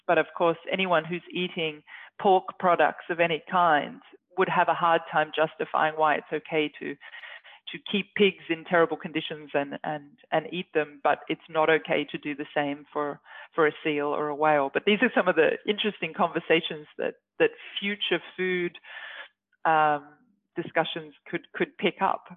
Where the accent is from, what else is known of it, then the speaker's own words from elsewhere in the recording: Australia; moved away as an adult; now in Norway; As an Australian, obviously, I'm not used to the cold or the snow, and now I live in Arctic Norway